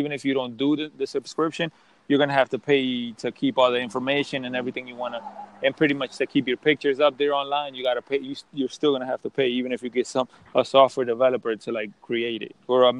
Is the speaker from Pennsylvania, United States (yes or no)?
yes; Philadelphia, Pennsylvania, United States; also born or lived in Dominican Republic; I'm from Philly, and pretty much I work as a software developer. I grew up in the hood